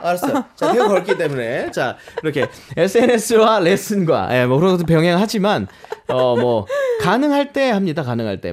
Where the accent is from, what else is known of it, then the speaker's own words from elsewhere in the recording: Daegu, South Korea; moved away as an adult; now in Seoul, South Korea; 제가 고향이 대구라는 곳인데